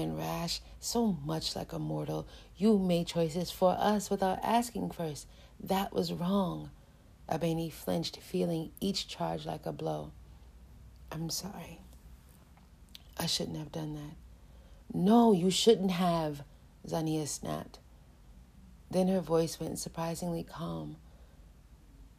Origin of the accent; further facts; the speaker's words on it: New York City, New York, United States; I grew up in New York City, and I was very young